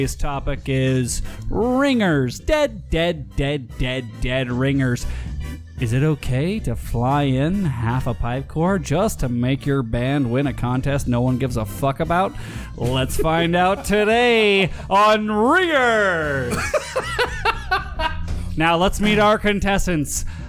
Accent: Glasgow, Scotland, United Kingdom; I'm coming from Glasgow. You can tell by my accent.

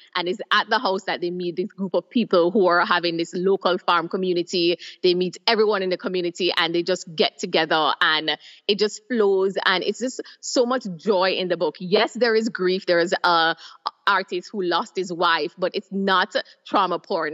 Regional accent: Jamaica; moved away as an adult; now in Trinidad and Tobago; I am originally from Jamaica, but I've been living in Trinidad and Tobago for over six years.

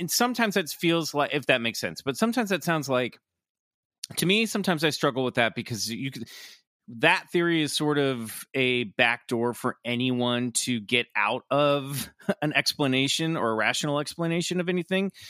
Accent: Kansas, United States; a kid who grew up in Kansas

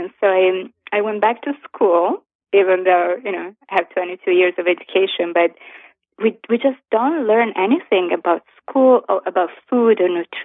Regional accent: Florence, Tuscany, Italy; moved away as an adult; now in New York, United States; I'm Italian. I was born and raised in Florence, in Italy, and I moved to New York

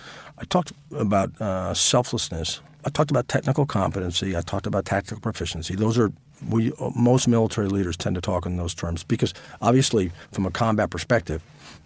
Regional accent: New England, United States; moved away as an adult; also born or lived in Virginia; I was raised in New England.

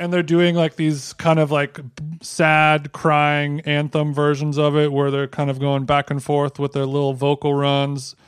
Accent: Huntington Beach, California, United States; my hometown of Huntington Beach, California.

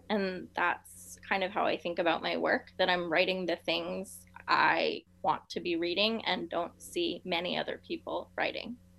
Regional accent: South Florida, United States; I'm from South Florida, and we did not have a team until 1993

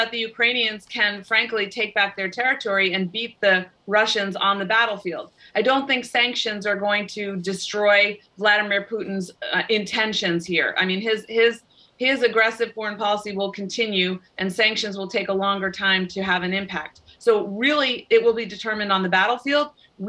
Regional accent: United States; born there; And yes, my family, I was born in the United States, but my parents both fled communist Hungary.

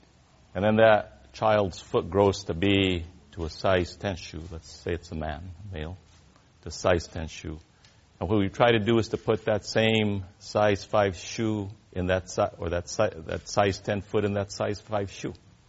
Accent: San Luis Valley, southern Colorado, United States; I grew up in the San Luis Valley, as I said earlier, in southern Colorado, about 300 miles south of the city of Denver, Colorado. My family has farmed and ranched those same lands and those same soils for now over 150 years.

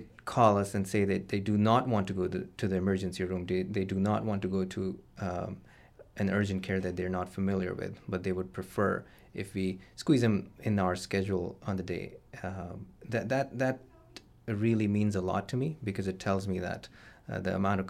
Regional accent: Karachi, Sindh, Pakistan; So I am from Karachi, which is a southern coastal city, the biggest city in Pakistan.

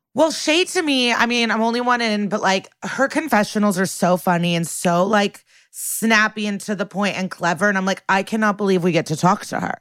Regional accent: Chicago, Illinois, United States; moved away; In my hometown

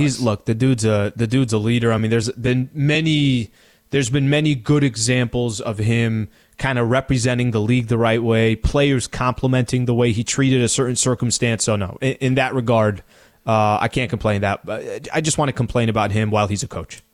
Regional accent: San Diego, California, United States; the Middle Eastern me, growing up in San Diego, California

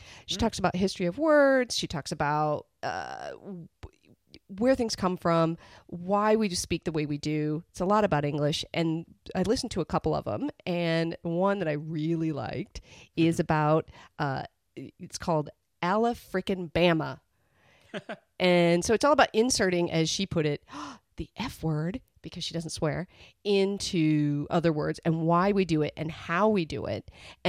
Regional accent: Midwest, United States; now in Australia; No, I'm originally from the Midwest.

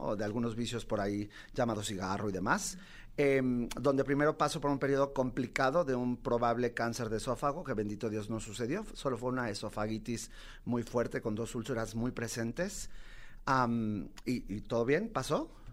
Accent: Mexico; also born or lived in New York, United States; vengo de Mexicalpan de las Tunas

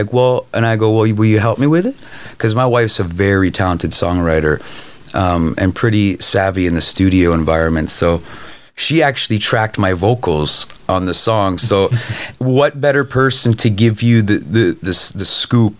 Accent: Canada; now in Los Angeles, United States; I'm Canadian.

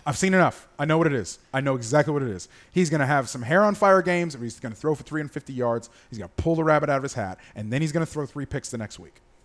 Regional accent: Gainesville, Florida, United States; moved away; Gainesville has not only my college town, but my hometown

